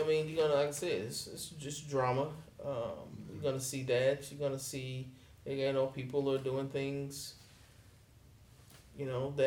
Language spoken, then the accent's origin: English; Milton, Florida, United States; also born or lived in Pensacola; my hometown, Milton.